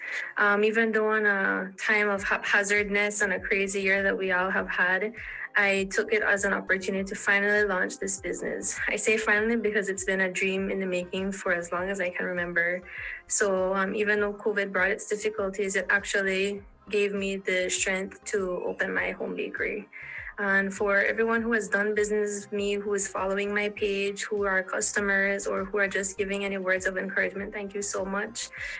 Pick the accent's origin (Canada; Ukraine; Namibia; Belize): Belize; Belize City, Belize District; I'm from Belize City.